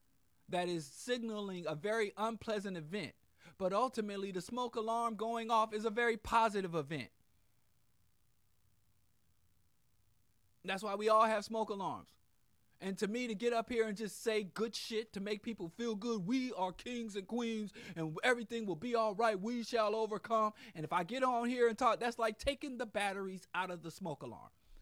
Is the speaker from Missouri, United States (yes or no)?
yes; Missouri, United States; I was born and raised in Missouri